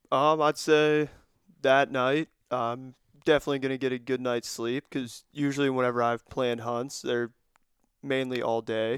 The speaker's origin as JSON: {"language": "English", "area": "Cambria County", "region": "Pennsylvania", "country": "United States", "said": "I'm from Cambria County here in P A."}